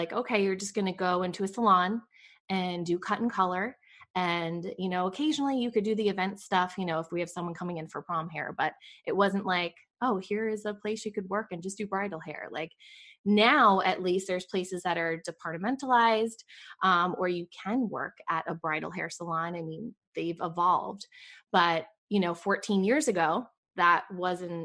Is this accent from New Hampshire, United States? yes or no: no; New York, United States; moved away as an adult; also born or lived in Boca Raton, Florida; now in Raleigh, United States; I grew up in New York. And I think it's so funny when people say, where are you from? You know, because when you move a lot, it's like, okay, where's my home base? New York is my home base. That's where I was born and raised.